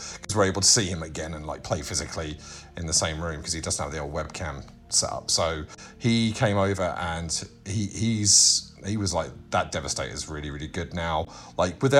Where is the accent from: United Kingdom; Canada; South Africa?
United Kingdom; We know how to speak the Queen's English